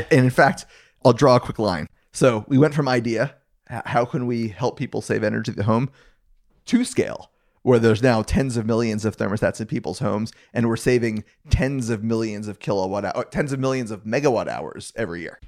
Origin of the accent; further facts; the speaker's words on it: Gainesville, Florida, United States; I grew up in Gainesville, Florida